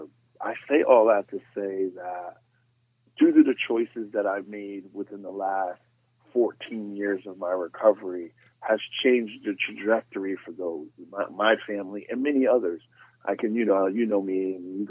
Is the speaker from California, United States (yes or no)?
no; Stamford, Connecticut, United States; I grew up in Stanford on the west side, and, you know, the west side of Stanford